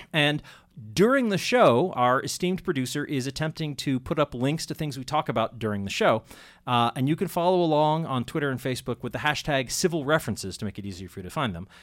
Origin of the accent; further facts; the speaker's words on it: Andover, Massachusetts, United States; I grew up in Andover, which actually I, I don't know how it still handles things, but I grew up in Andover, and when I was a kid, you know, my parents would go to town meeting.